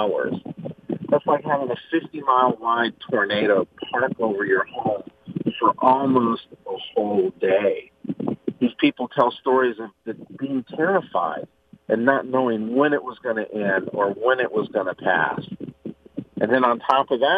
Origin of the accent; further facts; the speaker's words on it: New Orleans, Louisiana, United States; moved away as an adult; now in Virginia, United States; New Orleans was my hometown. I spent almost 25 years in the hotel restaurant business there